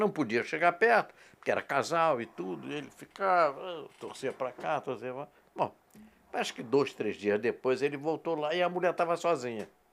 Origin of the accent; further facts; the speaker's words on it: Rio de Janeiro, Brazil; também sou suburbanal, né? Ah, eu é? nasci no Riachuelo